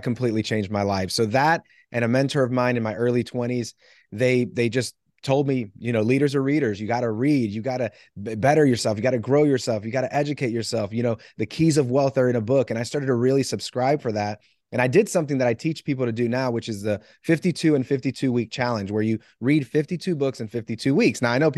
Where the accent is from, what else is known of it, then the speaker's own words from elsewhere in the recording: Puerto Rico; I'm from Puerto Rico. I played second base.